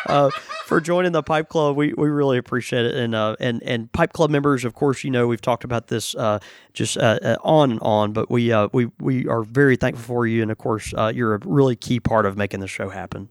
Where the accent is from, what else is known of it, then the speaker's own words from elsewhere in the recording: Houston, Texas, United States; moved away; I was born in Houston, you know, and, and I still have family all over East to Texas